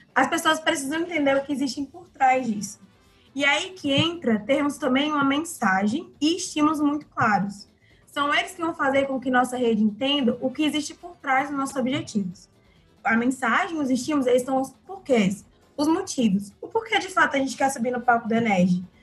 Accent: Ceará, Brazil; nós, enquanto cearenses

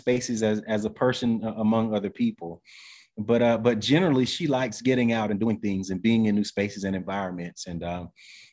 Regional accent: the South, United States; also born or lived in Atlanta / Western North Carolina; I'm from the South, you know, even though from the city.

